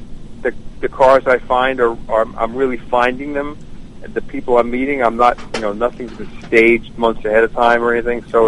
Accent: Long Island, New York, United States; moved away as an adult; now in Charlotte, United States; I grew up on Long Island

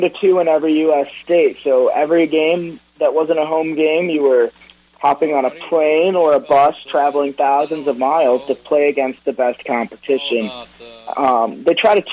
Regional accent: Detroit, Michigan, United States; born or raised there

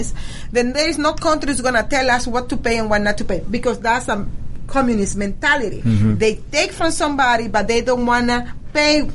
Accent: Venezuela; moved away; I am original from Venezuela

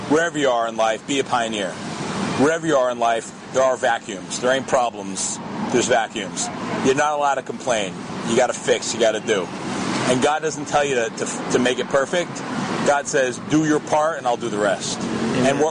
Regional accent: New York, United States; now in Israel; Yeah, listen, I'm from New York. I, a lot of your listeners may disagree, but New York's the best city in the world.

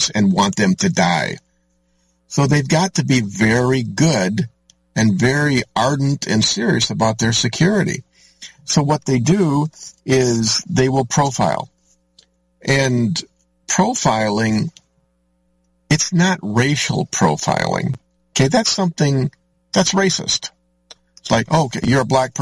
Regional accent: Orangeville, United States; my hometown, Oak Hill Cemetery, up on top of the hill there, overlooking the teeny little tiny hamlet of Orangeville.

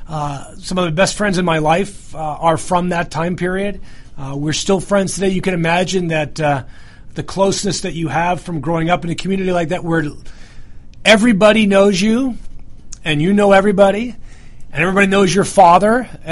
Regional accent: New York, United States; accent: New York; Well, I think I'll revert to my full New York mode and talk nice and fast just like this, like I normally do.

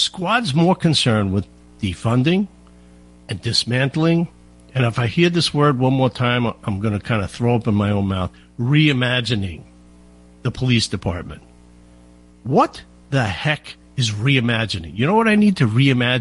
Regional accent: South Shore, Long Island, New York, United States; I grew up on the South Shore

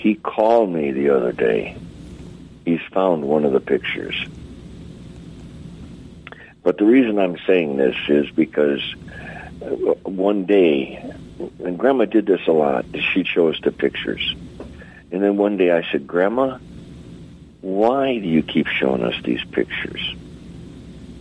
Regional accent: Detroit, Michigan, United States; I grew up first in Detroit in a house with four generations

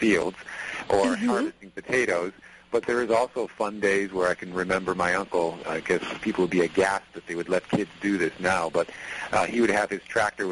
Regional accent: Connecticut, United States; I was born and raised in Connecticut

